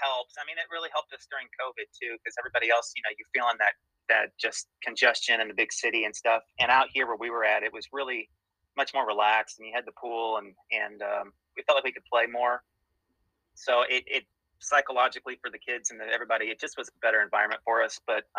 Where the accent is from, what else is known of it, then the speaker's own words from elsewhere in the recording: Indiana, United States; also born or lived in Missouri, United States; now in Washington, United States; Well, I grew up in the Midwest. I was born in Missouri, grew up in Indiana, went to high school there, and then left, went to college